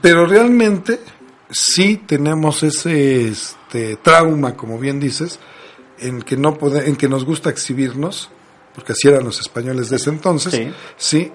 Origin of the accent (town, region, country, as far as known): Mexico